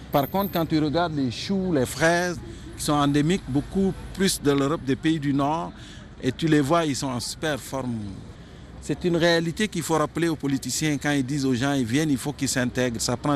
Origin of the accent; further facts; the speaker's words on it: Senegal; now in Montreal, Canada; Et juste le fait de dire je venais du Sénégal, ça faisait toute la différence.